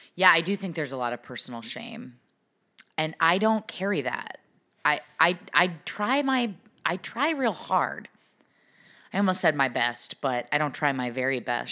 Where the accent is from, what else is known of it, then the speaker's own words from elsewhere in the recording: Pacific Northwest, United States; I'm from the Pacific Northwest